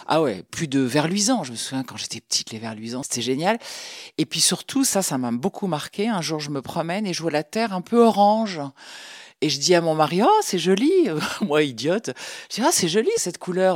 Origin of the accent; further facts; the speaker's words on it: Paris, Île-de-France, France; now in Brittany, France; J'ai grandi à Paris